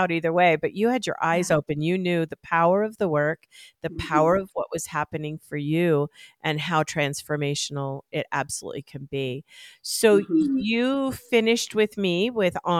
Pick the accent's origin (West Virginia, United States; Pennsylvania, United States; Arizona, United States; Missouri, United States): Arizona, United States; moved away as an adult; now in Colorado, United States; I grew up in Arizona